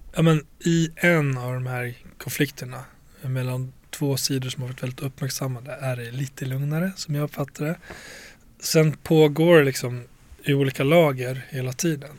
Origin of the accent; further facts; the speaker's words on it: Borlänge, Dalarna County, Sweden; jag växte upp i Tjärna Ängar i Bålänge